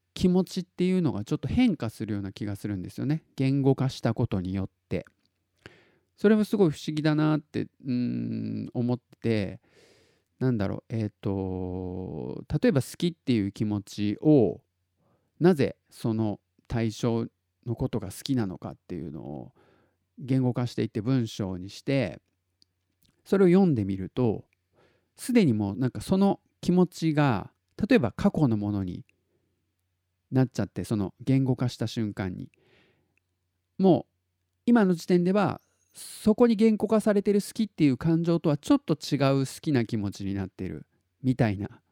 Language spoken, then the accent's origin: Japanese; Tottori, Japan; 鳥取生まれギターポップ育ち